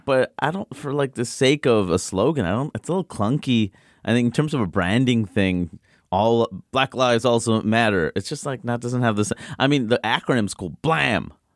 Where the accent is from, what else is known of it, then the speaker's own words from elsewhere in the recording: New York City, New York, United States; I grew up in Queens